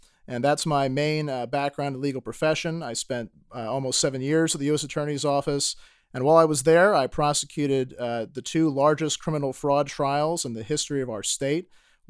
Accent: St. Louis County, Missouri, United States; For those of you who don't know me … I grew up in St. Louis County, and I've been a 15-year resident of University City, just outside of St. Louis City.

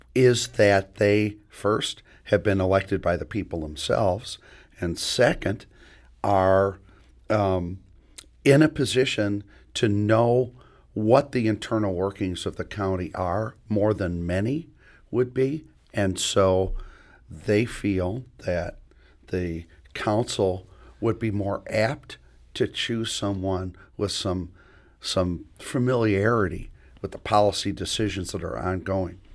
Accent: Illinois, United States; now in St. Louis, United States; Illinois, my home state

